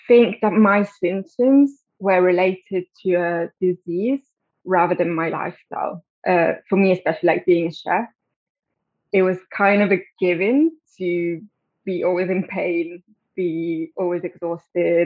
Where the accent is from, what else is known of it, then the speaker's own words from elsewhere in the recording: Italy; moved away as an adult; now in London, United Kingdom; I grew up in Italy, but I've been living in London for 12 years now.